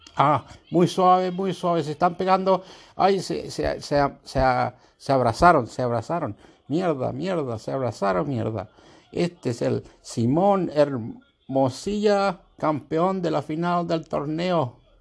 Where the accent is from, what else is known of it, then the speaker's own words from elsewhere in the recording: Chiloé, Los Lagos, Chile; now in Australia; yo vivo yo nací en Chiloé